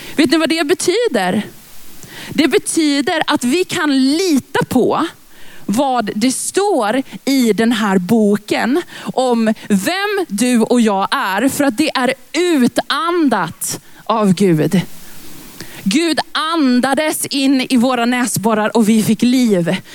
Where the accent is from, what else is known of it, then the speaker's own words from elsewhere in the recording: Lidköping, Västra Götaland, Sweden; moved away; also born or lived in Växjö; Jag är från början från Lidköping.